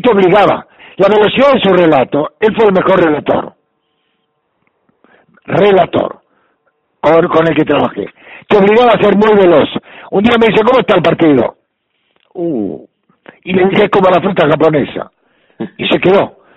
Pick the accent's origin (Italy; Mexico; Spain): Italy; now in Argentina; Y bueno, sigo siendo italiano, este, con mucho afecto por la Argentina, pero con mucho dolor por aquello que es inolvidable.